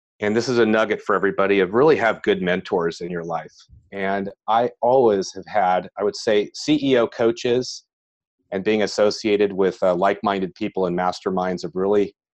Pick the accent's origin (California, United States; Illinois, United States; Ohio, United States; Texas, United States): California, United States; San Francisco Bay Area; I grew up in the San Francisco, California Bay Area.